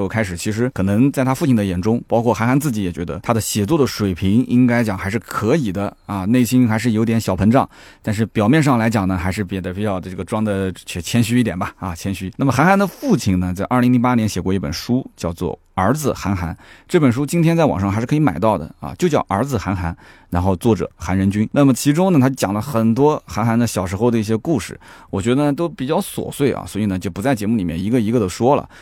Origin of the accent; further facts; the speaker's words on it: Nanjing, Jiangsu, China; also born or lived in Shanghai; 我们南京人基本上不怎么吃这个